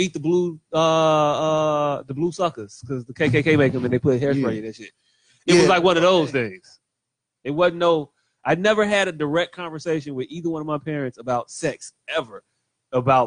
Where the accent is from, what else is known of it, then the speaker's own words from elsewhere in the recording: Chicago, Illinois, United States; I grew up on Lithuania Plaza, and we had actual Lithuanian people